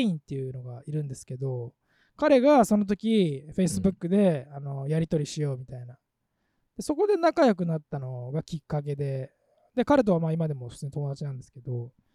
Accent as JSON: {"language": "Japanese", "country": "Japan", "moved": "as an adult", "lives_now": "New York, United States", "said": "日本にいた時からは多分21で来てる"}